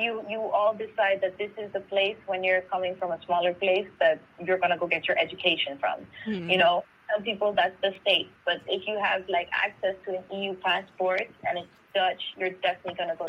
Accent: St. Lucia; someone like didn't believe I was from Saint Lucia.

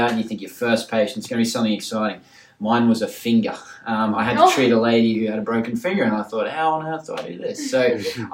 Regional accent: Townsville, Queensland, Australia; moved away as an adult; also born or lived in Airlie Beach / England; now in Melbourne, Australia; I grew up in Townsville. I went to school up there

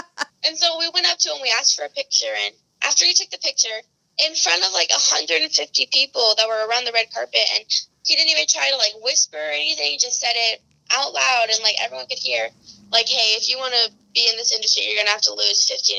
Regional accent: Colorado, United States; now in Los Angeles, United States; And I moved here 4 years ago from Colorado.

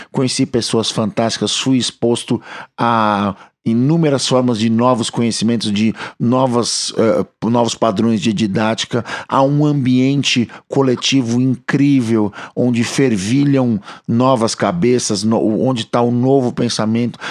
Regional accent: São Paulo, Brazil; Aqui nós somos de São Paulo, na cidade de São Paulo

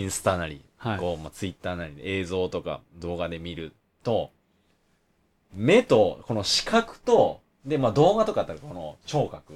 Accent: Kansai, Japan; accent: Kansai-ben; 僕とやったら関西弁

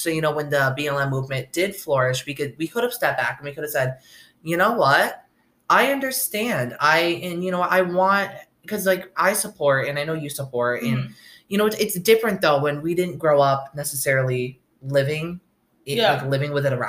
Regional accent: upstate New York, United States; now in Oswego, United States; I grew up in upstate New York in a really small town on the Canadian border, stuffed between the Mohawk Reservation and the border.

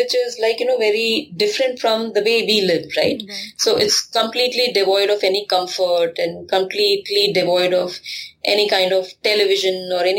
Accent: Kanpur, Uttar Pradesh, India; I come from Kanpur, and there, you know, sleeping on the terrace was one of the things that we used to do as children.

